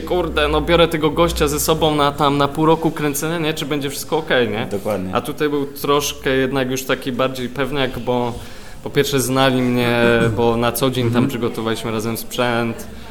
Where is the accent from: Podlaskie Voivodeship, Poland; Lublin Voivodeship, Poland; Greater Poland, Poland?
Greater Poland, Poland; Poznań; moved away as an adult; also born or lived in London; jestem z Poznania, wyjechałem na studia yy, do Londynu właśnie